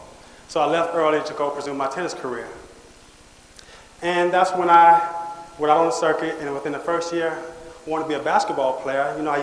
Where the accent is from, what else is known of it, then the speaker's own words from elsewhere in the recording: Cleveland, Ohio, United States; also born or lived in Boston; I was born in Boston, Massachusetts. But, okay. And if I'd have stayed in Boston, I probably would have been part of … But my single mother, we moved to Cleveland, Ohio.